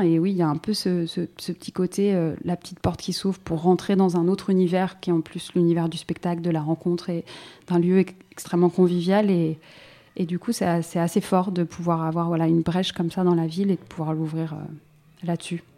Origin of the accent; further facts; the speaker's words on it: Saint-Denis, Île-de-France, France; j'ai grandi à Saint-Denis